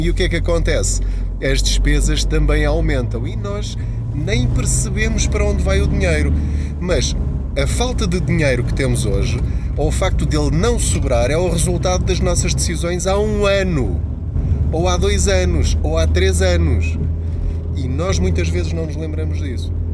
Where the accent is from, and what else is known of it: Portugal